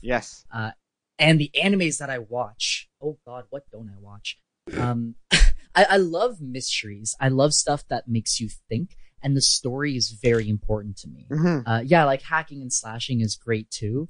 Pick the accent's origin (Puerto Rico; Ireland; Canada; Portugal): Canada; I'm also Canadian